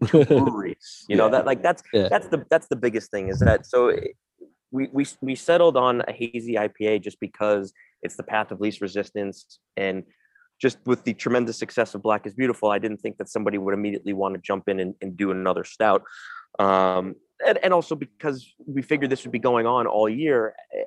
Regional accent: New York City, New York, United States; I'm born and raised in New York City

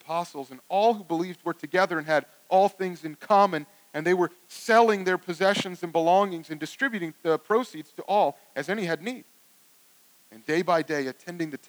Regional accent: Cleveland, Ohio, United States; I'm also from Cleveland

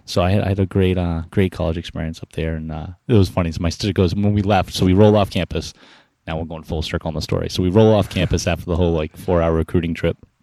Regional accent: Arlington, Massachusetts, United States; also born or lived in Cambridge, Massachusetts / Somerville, Massachusetts; Mount Auburn Hospital, Cambridge, Mass. Uh, grew up in Arlington, oh, Mass

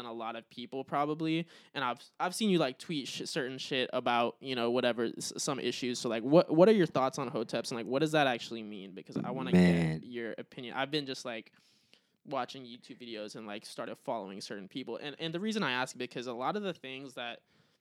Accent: United States; I was born in America. Obviously I identify as like being American

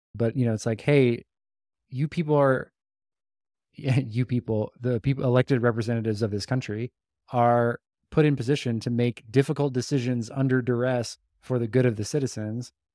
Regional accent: United States; we are American, we're Western

